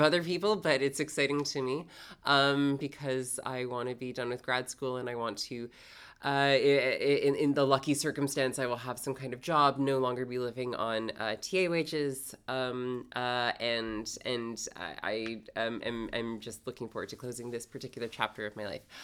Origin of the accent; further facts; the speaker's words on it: Toronto, Ontario, Canada; moved away as an adult; now in New York, United States; I'm originally from Canada. Uh, specifically, I grew up in Toronto